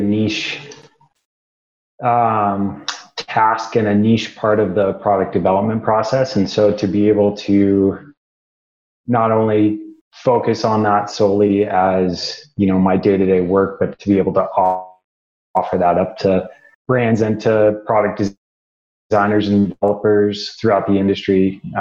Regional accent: Midwest, United States; moved away as an adult; also born or lived in Rocky Mountains; I grew up in the Midwest

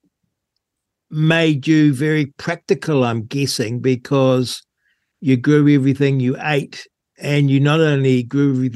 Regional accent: Rangiora, Canterbury, New Zealand; I grew up in Rangura

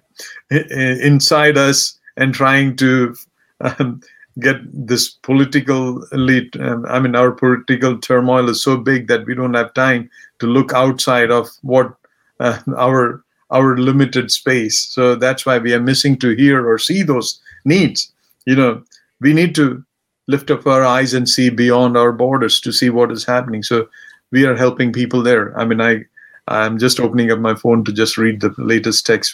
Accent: India; now in United States; I come from India, and this is what my background was, and this is where I came from

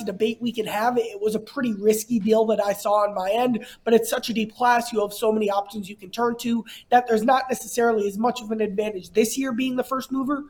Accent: Cincinnati, Ohio, United States; I'm from Cincinnati

